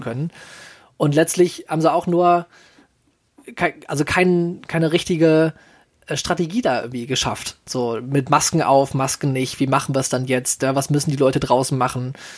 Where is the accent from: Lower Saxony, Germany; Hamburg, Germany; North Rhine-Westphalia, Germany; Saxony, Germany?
North Rhine-Westphalia, Germany; Solingen; hier in meiner Heimatstadt.